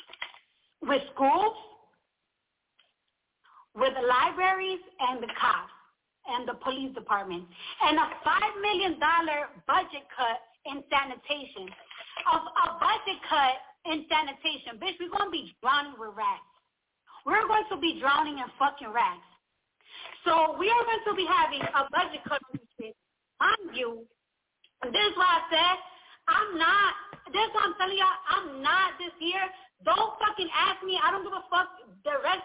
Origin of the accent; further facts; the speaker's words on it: New York City, New York, United States; moved away as an adult; now in New Jersey, United States; I'm from the Bronx.